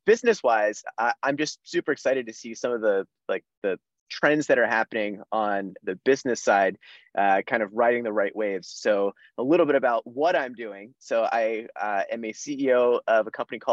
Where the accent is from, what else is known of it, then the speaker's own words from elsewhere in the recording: central/South New Jersey, United States; moved away as an adult; now in Boston, United States; I am originally from New Jersey. So I grew up in central/South New Jersey